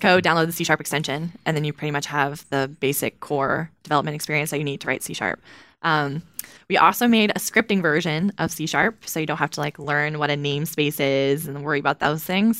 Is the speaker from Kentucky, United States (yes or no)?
yes; Kentucky, United States; I'm from Kentucky